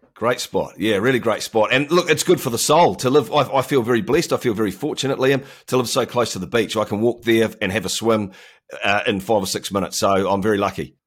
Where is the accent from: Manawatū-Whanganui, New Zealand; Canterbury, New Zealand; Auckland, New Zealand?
Auckland, New Zealand; So I live in Auckland, New Zealand, which is the biggest city in New Zealand. We're not far from Australia. Of course, we have a great bond with those guys. Um, I've lived here my entire life